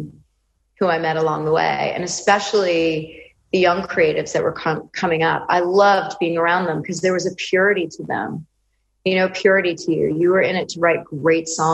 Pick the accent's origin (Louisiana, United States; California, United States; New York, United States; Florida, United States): New York, United States; Westchester; I was raised in Westchester, New York